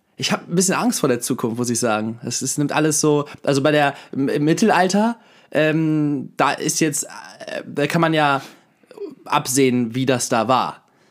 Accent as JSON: {"language": "German", "town": "Hanover", "region": "Lower Saxony", "country": "Germany", "tie": "born or raised there", "said": "bei uns in Hannover, in Badenstedt"}